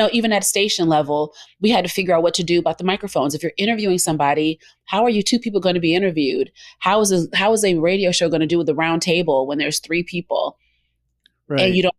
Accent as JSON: {"language": "English", "region": "Southern United States", "country": "United States", "said": "And a lot of it, I'm from the South. And so that's how, you know, that's Southern hospitality"}